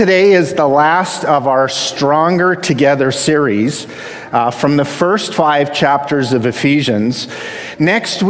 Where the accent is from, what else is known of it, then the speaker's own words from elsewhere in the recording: Canada; I'm the Canadian half of a half Canadian, half American household.